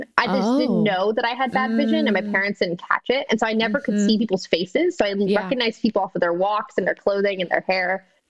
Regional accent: Austin, Texas, United States; it was cute growing up in Austin.

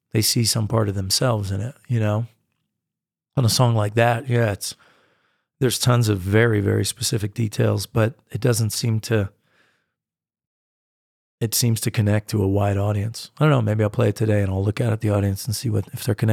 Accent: United States; I'm a distinctly American artist. I mean, I go and I play in Europe, but it's, it's I really come across as American in so many ways and in so much of my music.

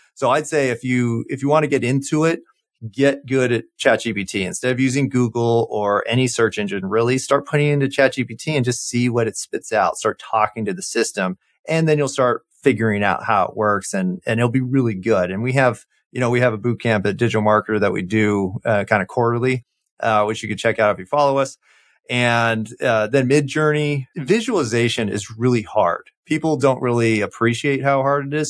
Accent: Orange County, California, United States; moved away; I grew up in, uh, Orange County, California

